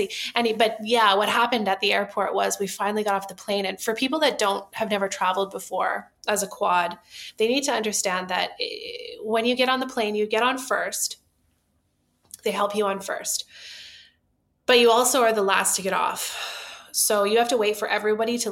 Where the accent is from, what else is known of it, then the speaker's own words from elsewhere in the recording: Vancouver, British Columbia, Canada; We are from Vancouver, Canada